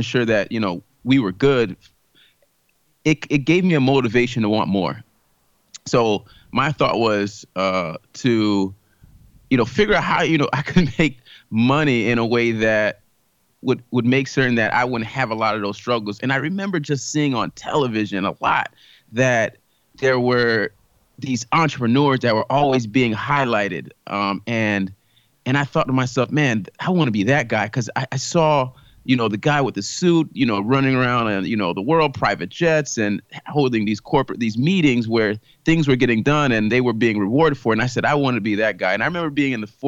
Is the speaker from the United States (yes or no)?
yes; South Florida, United States; I grew up in South Florida. I am the son of Haitian immigrants who moved here for a better life